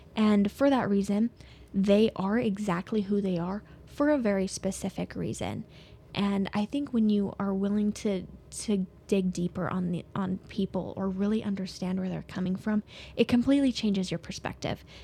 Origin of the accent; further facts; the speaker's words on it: Soda Springs, Idaho, United States; also born or lived in Pocatello, Idaho; born and raised in Soda Springs